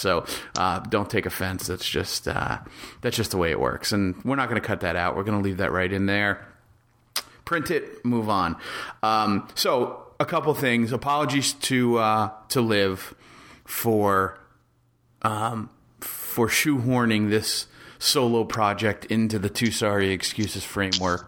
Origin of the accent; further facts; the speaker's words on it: New Jersey, United States; I was born and raised in Jersey.